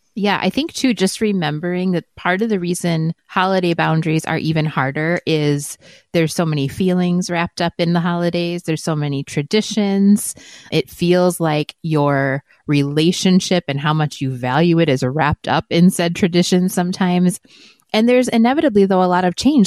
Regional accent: Wisconsin, United States; moved away as an adult; now in Arizona, United States; my family is very traditional at Christmas and they're, we're from Wisconsin. I was the bad one that moved away to Arizona

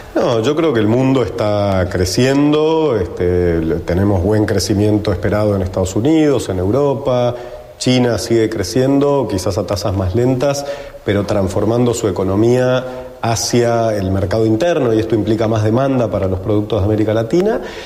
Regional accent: Argentina; los argentinos y los latinoamericanos estamos preparados

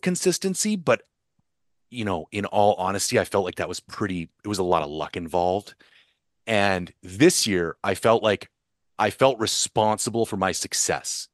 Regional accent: Ontario, Canada; I grew up in Ontario

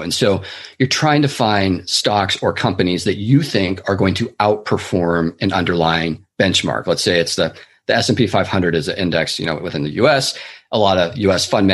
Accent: Seattle, Washington, United States; now in San Francisco Bay Area, United States; I'm originally from the Pacific Northwest, actually, the east side of Seattle area. And then I moved down to the Bay Area in 2004, where I've been ever since and reside today.

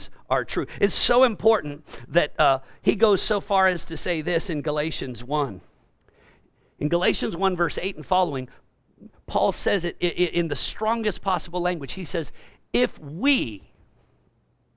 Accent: California, United States; I'm also from California

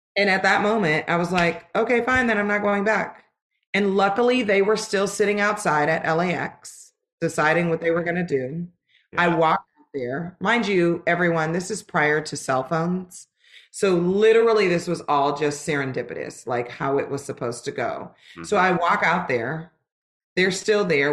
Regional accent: Los Angeles, California, United States; moved away as an adult; also born or lived in Lancaster, California; I'm originally from Los Angeles, California

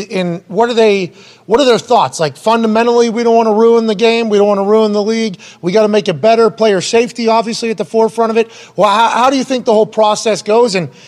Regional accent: Southern Italy, Italy; I'm from Southern Italy, so when the sun shines on me, I get third-degree burns, and then I get tan, and then it's going to disappear by next week.

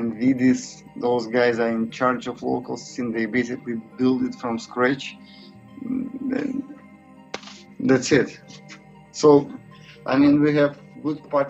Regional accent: Saint Petersburg, Russia; moved away as an adult; now in Vilnius, Lithuania; Here in Vilnius, same as in my hometown, St. Petersburg

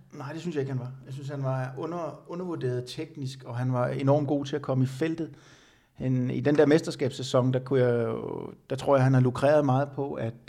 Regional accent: Denmark; jeg var den eneste dansker

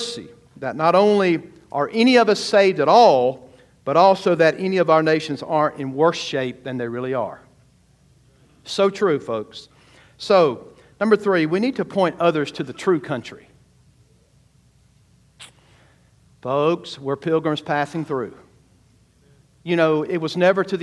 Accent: United States; an American follower of Jesus

